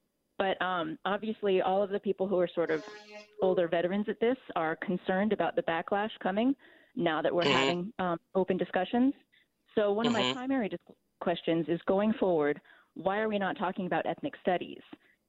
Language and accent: English; Bay Area, California, United States; I grew up in the Bay Area